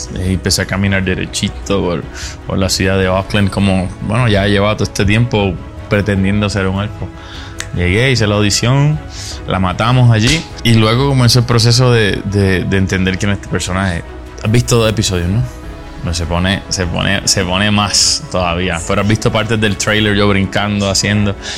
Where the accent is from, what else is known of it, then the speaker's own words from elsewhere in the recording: Puerto Rico; Yo crecí en Puerto Rico, en las montañas, en una comunidad muy pobre